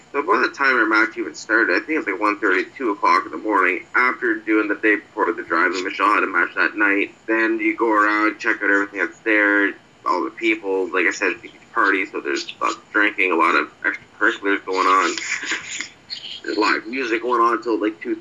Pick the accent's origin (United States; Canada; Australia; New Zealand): Canada; I'm Canadian